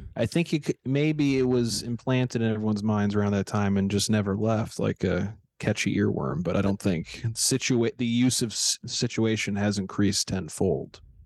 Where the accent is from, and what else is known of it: St. Louis, Missouri, United States